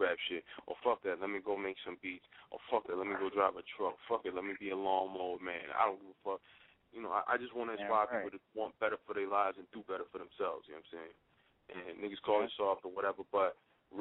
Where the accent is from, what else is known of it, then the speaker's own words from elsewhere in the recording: Philadelphia, Pennsylvania, United States; also born or lived in New York; Born in New York, raised in Philly